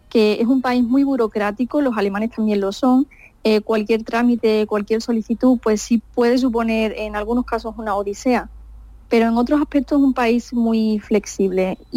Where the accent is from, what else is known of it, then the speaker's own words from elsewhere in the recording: Andalusia, Spain; la verdad es que tres de mis compañeros ya han ido incluso a Huelva han estado no directamente en mi pueblo, pero han estado en Doñana